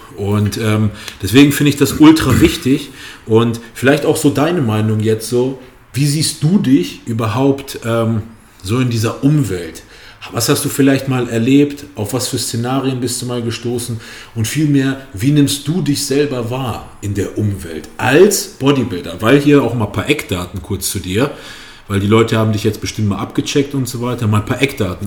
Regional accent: Kassel, Hesse, Germany; ich komme aus Kassel

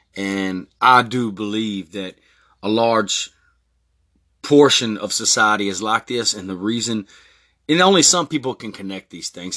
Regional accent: Texas, United States; born or raised there; also born or lived in Newport Beach, California

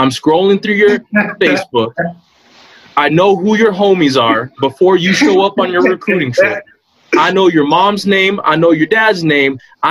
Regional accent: El Paso, Texas, United States; I'm from El Paso

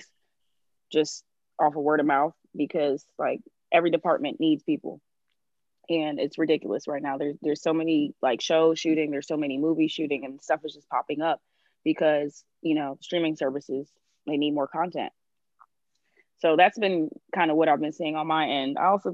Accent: Jamaica; I am Jamaican

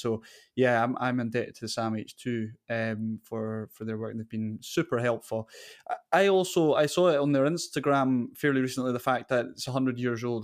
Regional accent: Castletown, Scotland, United Kingdom; accent: Caithness; having grown up in this small neighbourhood of Castletown up in Caithness.

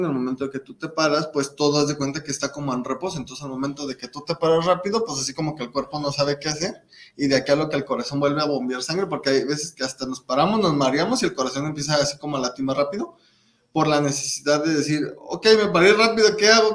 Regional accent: Celaya, Guanajuato, Mexico; moved away as an adult; now in Guadalajara, Mexico; Yo soy de Celaya, Guanajuato

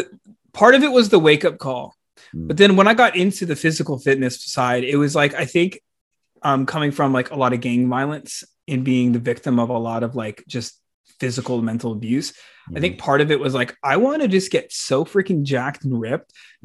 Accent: South Florida, United States; growing up in the South Florida scene

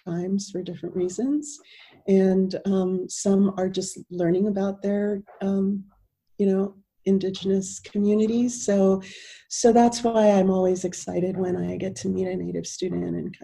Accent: Los Angeles, California, United States; also born or lived in New Mexico; I grew up in Los Angeles

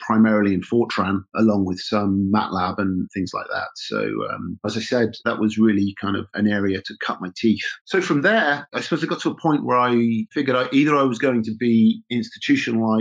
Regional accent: Oxfordshire, South East England, United Kingdom; Rutherford Appleton Laboratories, which is near my hometown in Oxfordshire

